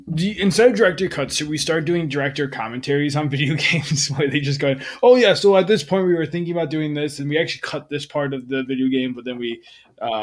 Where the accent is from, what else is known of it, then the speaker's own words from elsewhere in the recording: New York, United States; moved away; I'm from New York